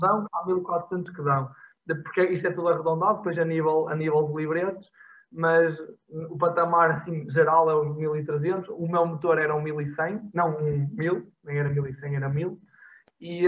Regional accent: Portugal; now in Porto, Portugal; eu estou no Porto, sou de Alvar

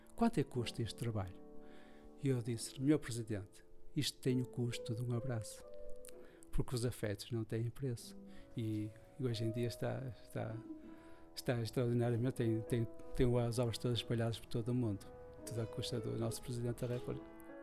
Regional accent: Porto, Norte, Portugal; sou, sou tripeiro de gema

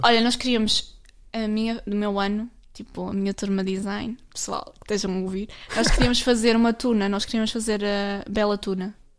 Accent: Portugal; Eu sou do Alvar, portanto, Alvar.

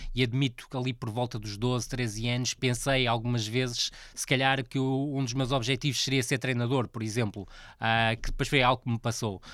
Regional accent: Vila do Conde, Norte, Portugal; foi um clube onde eu trabalhei muitos anos, e é, um, é o clube da minha terra

